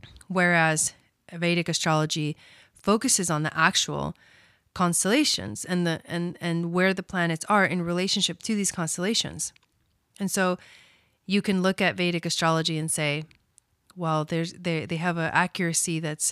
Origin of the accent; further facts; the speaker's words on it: Villa Dolores, Córdoba, Argentina; born there; I was born in Argentina, a small town in Argentina called Villa Dolores.